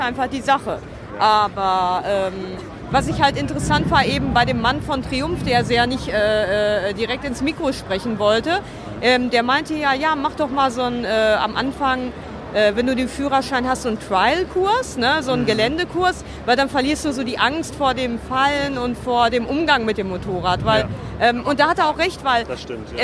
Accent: Dortmund, North Rhine-Westphalia, Germany; in meiner Heimatstadt, in der Westfalenhalle

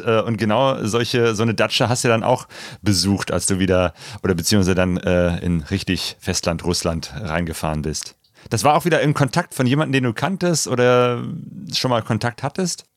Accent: Germany; typisch deutsche Geschichte

